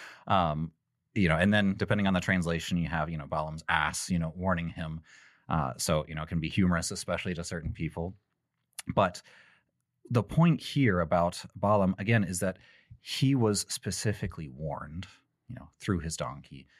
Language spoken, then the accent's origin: English; Texas, United States; I'm from Texas